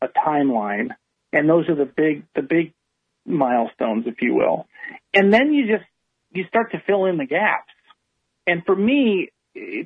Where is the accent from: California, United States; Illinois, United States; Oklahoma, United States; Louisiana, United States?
Illinois, United States; Chicago; I grew up in Chicago.